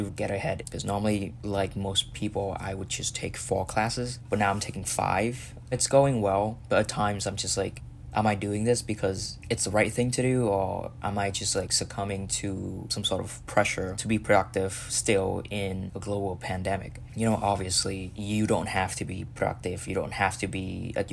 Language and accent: English; Vietnam; now in Philadelphia, United States; I'm from Vietnam